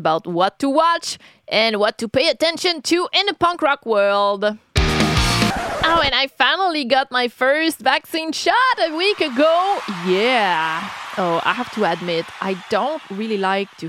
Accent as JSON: {"language": "English", "country": "Canada", "said": "being a Canadian"}